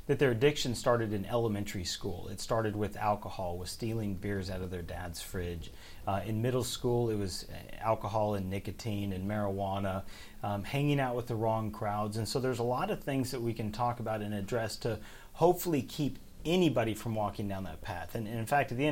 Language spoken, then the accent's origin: English; Oregon, United States; moved away as an adult; now in Kentucky, United States